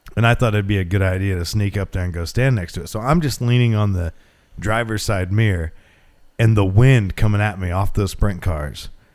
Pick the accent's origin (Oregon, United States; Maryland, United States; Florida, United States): Oregon, United States; Glendale; I grew up in Glendale, about a half hour north of here